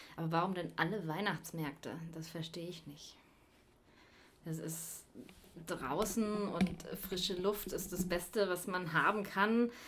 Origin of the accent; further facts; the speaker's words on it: Bavaria, Germany; moved away; ich komme ja aus Bayern